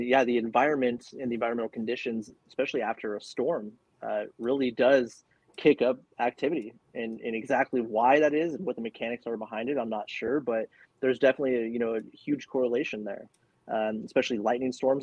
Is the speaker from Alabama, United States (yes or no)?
no; California, United States; I'm born and raised in California.